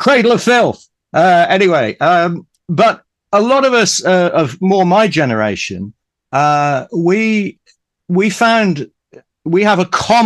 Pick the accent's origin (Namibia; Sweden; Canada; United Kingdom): United Kingdom; Ipswich, East of England; I was brought up in Ipswich in Suffolk